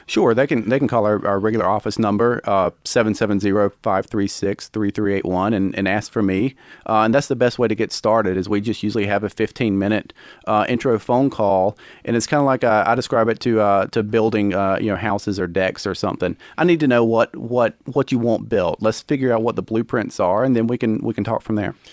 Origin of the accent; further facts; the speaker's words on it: Commerce, Georgia, United States; now in Gainesville, United States; I grew up in Commerce, which is not terribly far away